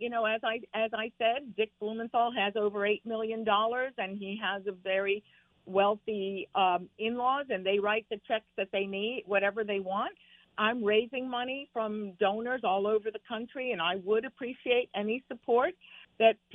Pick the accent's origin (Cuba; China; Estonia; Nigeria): Cuba; Havana; now in Connecticut, United States; I was born in Havana, Cuba. We escaped Castro and a communist revolution